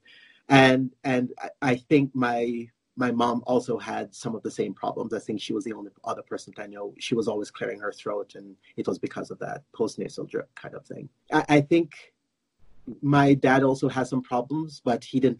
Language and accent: English; Jamaica; moved away as an adult; also born or lived in United States / Florida; now in Calgary, Canada; I live in Calgary, Alberta, but I was born in Jamaica in the Caribbean